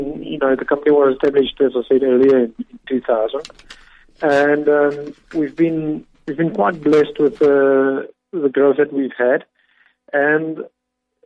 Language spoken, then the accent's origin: English; Eastern Cape, South Africa; We, as a family, we are from the Eastern Cape, and yes, that's the region we know, and that's where we are comfortable with living